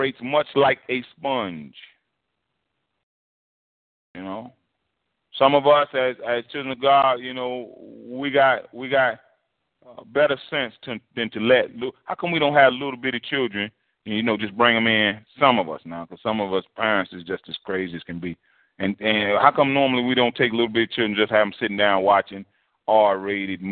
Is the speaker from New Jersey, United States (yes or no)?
yes; New Jersey, United States; moved away; when I grew up in New Jersey